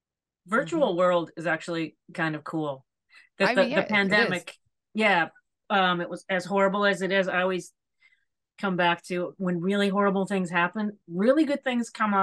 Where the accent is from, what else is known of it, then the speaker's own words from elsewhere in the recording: Lee, Massachusetts, United States; now in New York, United States; I grew up in Western Mass.